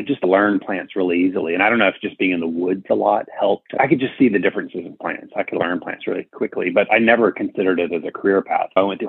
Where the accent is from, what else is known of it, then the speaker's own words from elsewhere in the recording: Birmingham, Alabama, United States; now in Arlington, United States; I grew up in Birmingham, Alabama